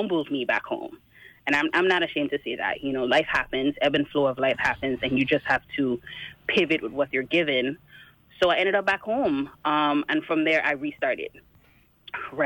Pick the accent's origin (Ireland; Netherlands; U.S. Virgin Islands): U.S. Virgin Islands; I am from the Virgin Islands